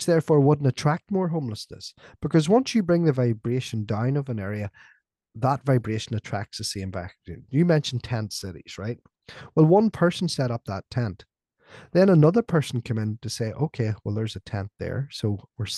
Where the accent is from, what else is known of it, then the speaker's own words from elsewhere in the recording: Northern Ireland, United Kingdom; I was growing up in Ireland, right? In Northern Ireland, in what was the height of the Troubles